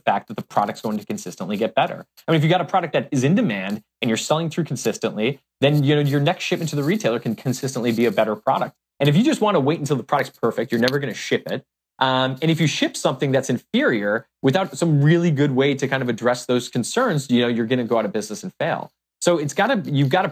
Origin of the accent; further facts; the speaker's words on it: Chicago, Illinois, United States; we grew up on the South Side of Chicago